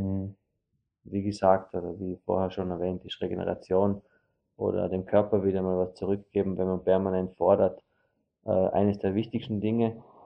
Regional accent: Vorarlberg, Austria; wir als Vorarlberger

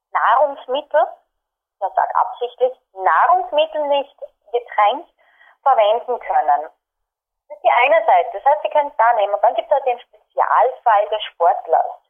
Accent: Austria; born there; Wir sind in Österreich geboren, nämlich an die meisten. Wir haben unsere Gene von Österreich und wir sind Milchprodukte gewöhnt.

